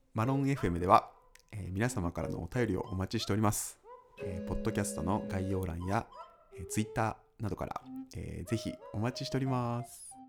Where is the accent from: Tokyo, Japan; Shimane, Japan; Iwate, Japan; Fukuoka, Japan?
Shimane, Japan; Unnan; 僕の地元の、あの、島根県雲南市で